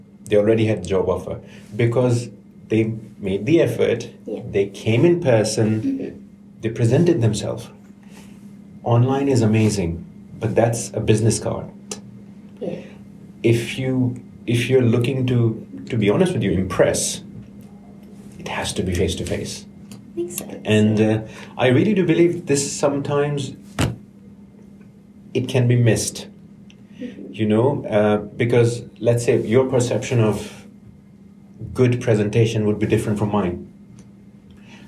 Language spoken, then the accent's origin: English; Karachi, Sindh, Pakistan; moved away as an adult; now in United Kingdom; I'm from Karachi in Pakistan, and at 16, because my older brother used to give tuitions, I started to give tuitions.